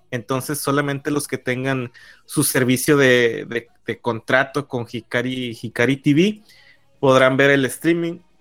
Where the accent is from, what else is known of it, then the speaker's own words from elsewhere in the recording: northern Mexico, Mexico; como buen norteño